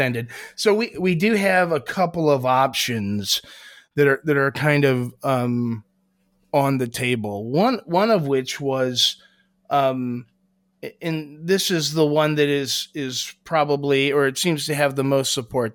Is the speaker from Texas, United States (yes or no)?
no; Columbus, Ohio, United States; I'm from Columbus, Ohio